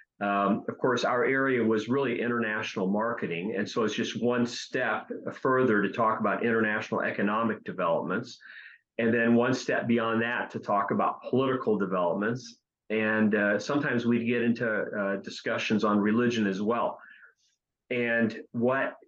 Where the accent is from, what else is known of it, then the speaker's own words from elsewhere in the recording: Ohio, United States; I was born in Ohio.